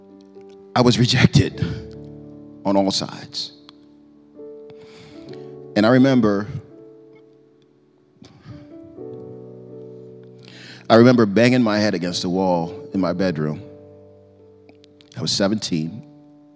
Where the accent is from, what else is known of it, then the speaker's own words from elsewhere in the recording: Prince George's County, Maryland, United States; I was raised in Prince George's County, Prince George's County, Maryland